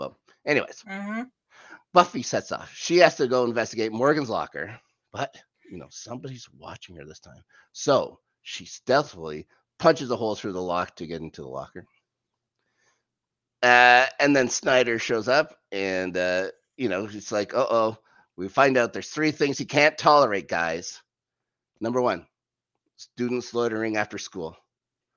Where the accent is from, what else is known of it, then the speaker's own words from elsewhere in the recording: Canada; I grew up in Canada.